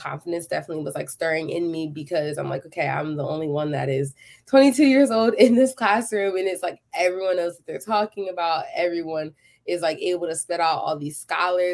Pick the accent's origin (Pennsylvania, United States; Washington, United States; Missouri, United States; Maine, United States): Pennsylvania, United States; Philadelphia; moved away as an adult; now in Texas, United States; I am from Philadelphia, Pennsylvania